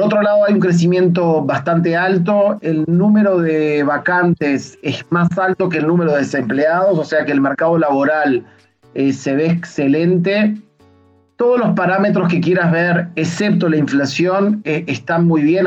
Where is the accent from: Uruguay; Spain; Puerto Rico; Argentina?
Uruguay; now in Israel; como los dos somos uruguayos